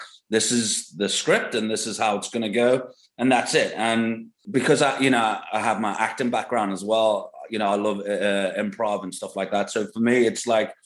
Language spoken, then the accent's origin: English; England, United Kingdom; growing up in England